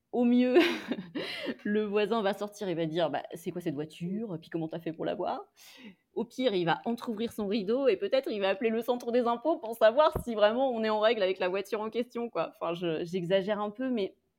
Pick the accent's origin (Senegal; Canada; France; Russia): France; moved away as an adult; now in Brazil; On est quatre, on est français, on est blanc